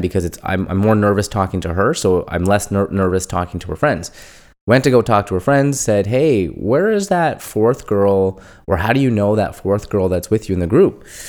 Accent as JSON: {"language": "English", "country": "India", "moved": "yes", "said": "I'd tell them from India"}